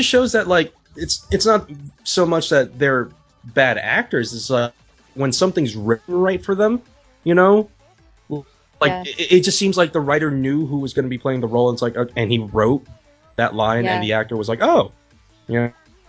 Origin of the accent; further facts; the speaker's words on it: China; now in United States; I grew up in China.